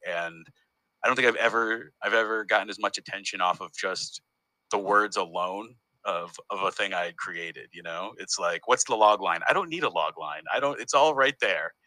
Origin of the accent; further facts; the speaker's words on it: Northampton, Massachusetts, United States; moved away as an adult; also born or lived in Detroit, Michigan; now in Berlin, Germany; I was born in Detroit, Michigan, and then I I grew up in Northampton, Massachusetts